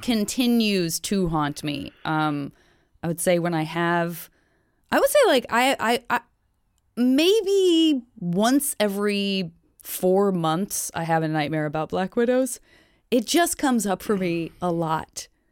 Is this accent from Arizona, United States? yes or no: yes; Tucson, Arizona, United States; moved away; I grew up around them in Tucson, Arizona